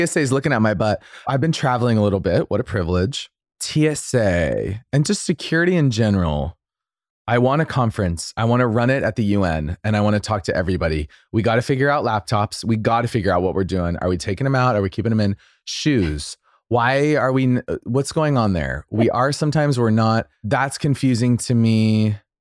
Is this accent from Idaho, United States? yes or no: yes; Boise, Idaho, United States; moved away; In Idaho, I love, you know, I love my hometown